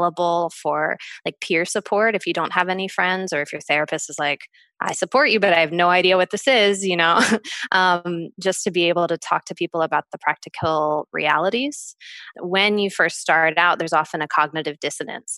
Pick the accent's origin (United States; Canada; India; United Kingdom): United States; being American